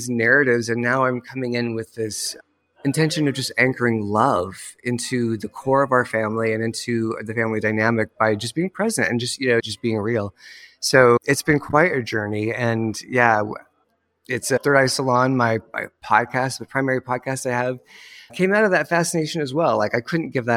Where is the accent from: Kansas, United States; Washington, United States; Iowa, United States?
Iowa, United States; moved away; I grew up in a small town, a wee town in Iowa, and it's actually where I'm back again